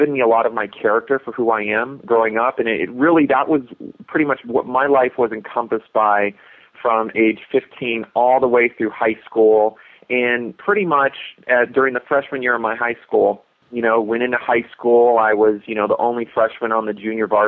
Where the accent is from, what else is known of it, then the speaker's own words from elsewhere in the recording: Escondido, California, United States; also born or lived in Hermosa Beach, California; I've grown up down in Southern California, was born and raised in Hermosa Beach, and pretty much grew up most of my childhood down in Escondido